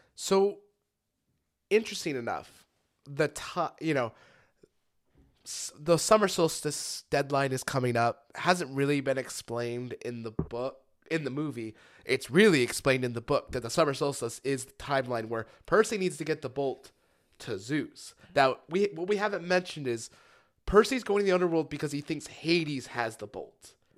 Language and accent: English; Lancaster, California, United States; I'm from Lancaster